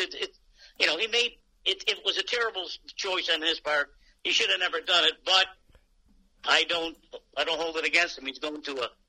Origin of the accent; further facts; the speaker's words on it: Syracuse, New York, United States; Syracuse, my hometown for years.